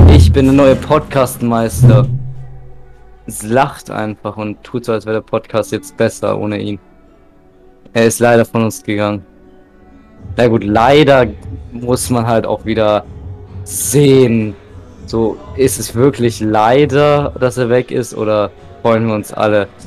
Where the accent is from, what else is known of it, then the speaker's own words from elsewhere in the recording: Bavaria, Germany; ich komme ja aus Bayern.